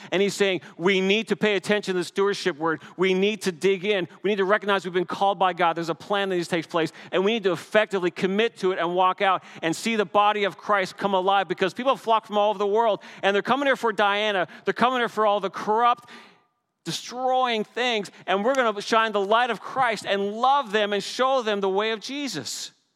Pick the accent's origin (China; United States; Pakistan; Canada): Canada; As a Canadian